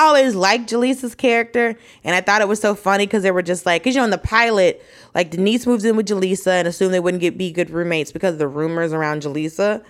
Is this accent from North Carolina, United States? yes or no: no; Atlanta, Georgia, United States; I grew up in Atlanta